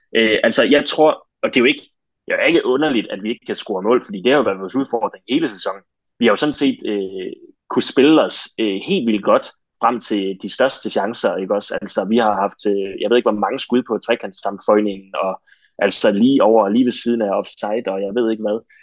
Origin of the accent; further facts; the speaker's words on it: Denmark; som danskere